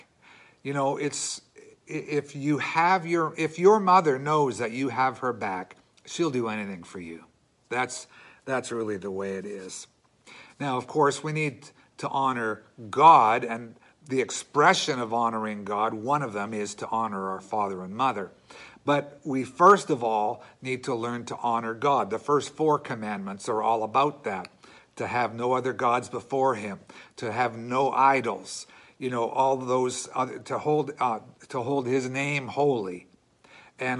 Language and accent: English; Canada; as Canadian Christians